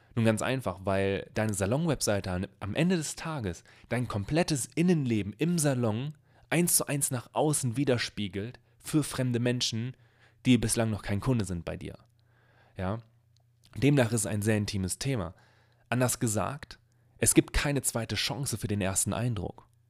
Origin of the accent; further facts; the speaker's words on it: Bielefeld, North Rhine-Westphalia, Germany; ich komme hier aus Bielefeld, aus einer Stadt, die es angeblich nicht gibt.